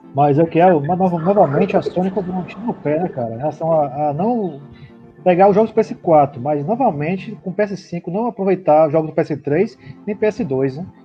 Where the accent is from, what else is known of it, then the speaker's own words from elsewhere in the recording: Fortaleza, Ceará, Brazil; now in Salvador, Brazil; Eu moro em Salvador, sou de, sou de Fortaleza também, mas moro em Salvador há tem porra, quase 20 anos